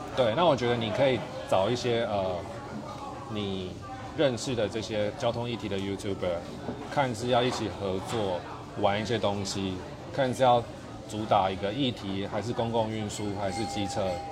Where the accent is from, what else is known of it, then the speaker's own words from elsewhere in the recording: Taipei, Taiwan; 我自己在台北长大